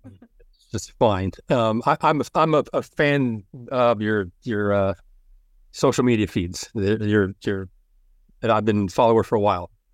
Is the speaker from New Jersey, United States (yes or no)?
yes; Elizabeth, New Jersey, United States; I'm from Elizabeth, yeah, we're from Union County